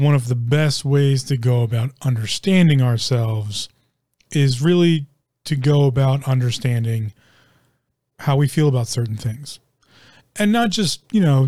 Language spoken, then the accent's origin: English; United States; me being an American